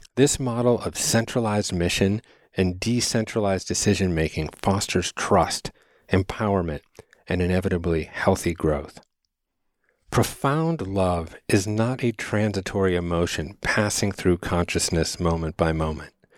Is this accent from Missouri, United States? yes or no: no; Chicago, Illinois, United States; I was born on Thanksgiving Day in nineteen seventy at the University of Chicago's Lying In Hospital